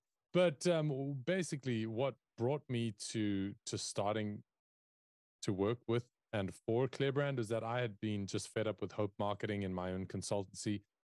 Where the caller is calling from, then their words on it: South Africa; And as a South African, that is where I'm calling in from. So we're a global team. I work from South Africa.